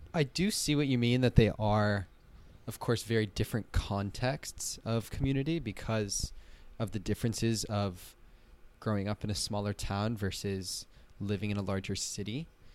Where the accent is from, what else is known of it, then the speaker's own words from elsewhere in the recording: Colorado, United States; Like maybe one of them, maybe in the smaller town in growing up in the Vail Valley